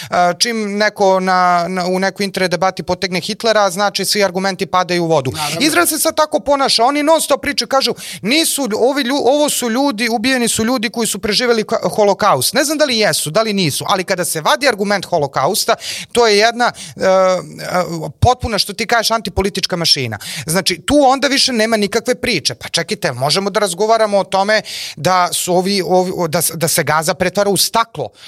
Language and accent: Croatian; Serbia; mi kao Srbi